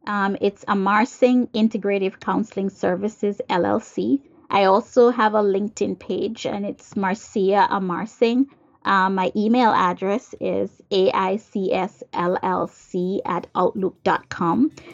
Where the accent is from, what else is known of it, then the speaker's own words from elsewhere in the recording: Jamaica; now in United States; Like for me, I'm from Jamaica, but here I am in the United States.